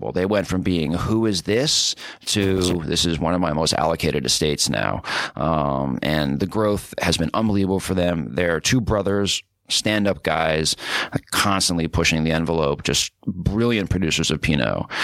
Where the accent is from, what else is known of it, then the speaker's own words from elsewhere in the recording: New York City, New York, United States; I grew up in New York City. Okay, Upper East Side.